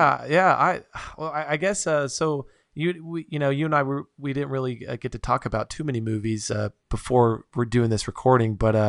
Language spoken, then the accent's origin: English; Nevada, United States; now in Utah, United States; I grew up in Nevada